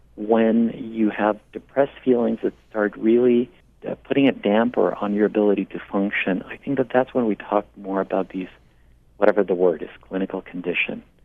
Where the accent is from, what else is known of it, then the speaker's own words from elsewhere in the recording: Mexico; also born or lived in Portland, Maine; now in United States; I hail from Mexico, and I've been a citizen now for close to 20 years.